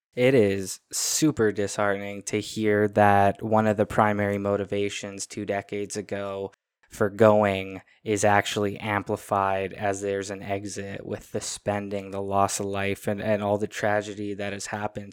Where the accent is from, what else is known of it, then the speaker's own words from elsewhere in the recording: Canada; as a Canadian